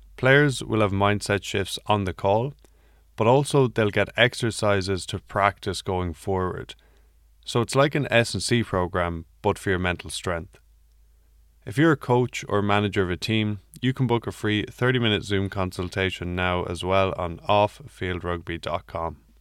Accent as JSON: {"language": "English", "country": "Ireland", "said": "I'm Irish"}